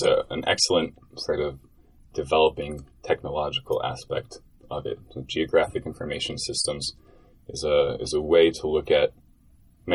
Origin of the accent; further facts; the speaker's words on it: State College, Pennsylvania, United States; also born or lived in Finger Lakes region, New York; Grew up since about third grade in State College, Pennsylvania